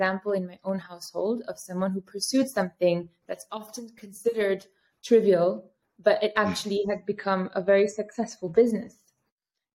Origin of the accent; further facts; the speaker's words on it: Paris, Île-de-France, France; moved away as an adult; also born or lived in New York, United States / Riyadh, Saudi Arabia; now in Amsterdam, Netherlands; I grew up in Paris.